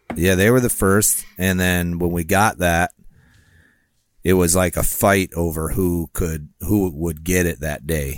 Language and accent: English; Rockford, Illinois, United States; my hometown